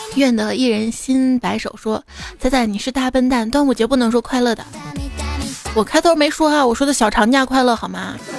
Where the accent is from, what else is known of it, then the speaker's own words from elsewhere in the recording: northern China, China; 作为一个北方人